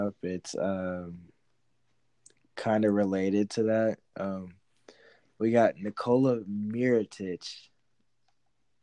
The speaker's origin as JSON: {"language": "English", "town": "Chicago", "region": "Illinois", "country": "United States", "said": "I'm from Chicago"}